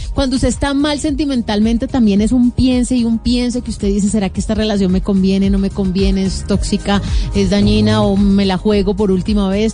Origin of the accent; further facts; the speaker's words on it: Colombia; nosotros como colombianos